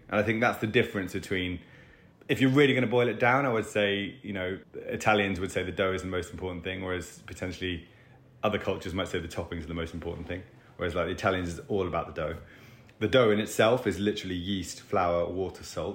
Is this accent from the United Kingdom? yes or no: yes; England, United Kingdom; we're two Muppets from England